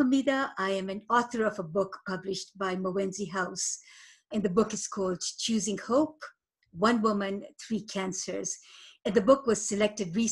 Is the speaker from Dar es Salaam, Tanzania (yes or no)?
no; Moshi, Kilimanjaro, Tanzania; now in Canada; I was born in Moshi, Tanzania, at the foot of Mount Kilimanjaro. I immigrated to Canada in 1978